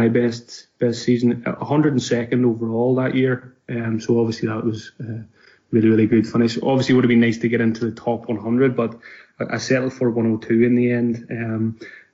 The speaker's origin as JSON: {"language": "English", "area": "Donegal", "region": "Ulster", "country": "Ireland", "moved": "as an adult", "lives_now": "Glasgow, United Kingdom", "said": "I'm from Donegal in Ireland, but I've been living in Glasgow now for the last just over 2 years now."}